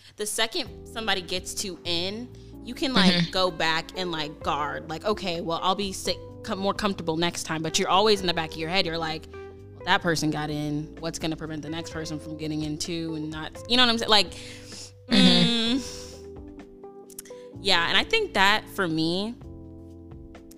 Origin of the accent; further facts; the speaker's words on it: St. Louis, Missouri, United States; moved away as an adult; now in Minnesota, United States; I'm from St. Louis